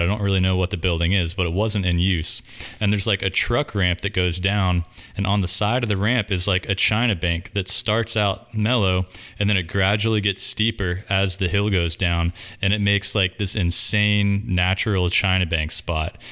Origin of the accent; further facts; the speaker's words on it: Davidson, North Carolina, United States; I grew up in Davidson, which is like 20 minutes up the road from here